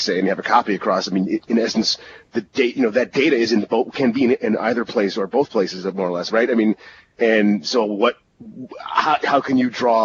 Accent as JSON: {"language": "English", "country": "United States", "said": "as an American"}